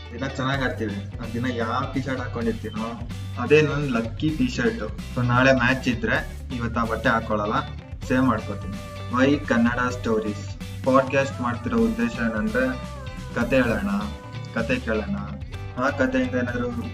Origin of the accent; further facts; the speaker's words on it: Bengaluru, Karnataka, India; ನಮ್ಮೂರು ಬೆಂಗಳೂರು